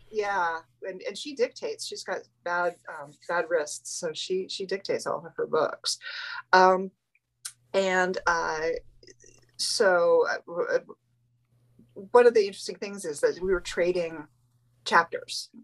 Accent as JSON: {"language": "English", "area": "New England", "region": "New Hampshire", "country": "United States", "moved": "yes", "said": "we're both from New England"}